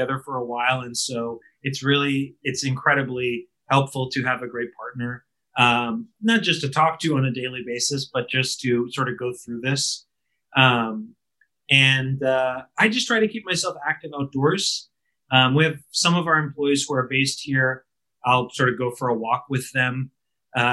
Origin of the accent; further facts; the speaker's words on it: outside of Boston, Massachusetts, United States; moved away as an adult; now in San Francisco, United States; I'm originally from the Northeast. I grew up outside of Boston